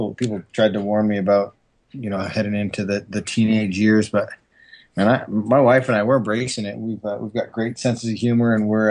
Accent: Calgary, Alberta, Canada; now in Utah, United States; I'm actually from Calgary, Alberta, Canada, and I love being from Canada. But I do love living in Utah now.

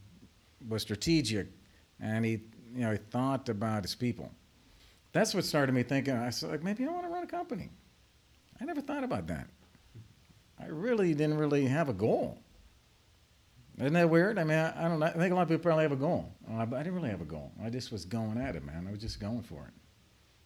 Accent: Ashtabula, Ohio, United States; moved away; my hometown, little small town called Ashtabula.

